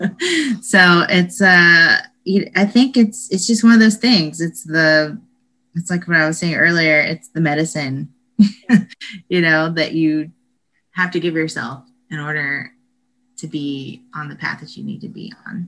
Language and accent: English; Statesboro, Georgia, United States; moved away as an adult; now in Austin, United States; I am from Statesboro, Georgia, and there's nothing going on there at all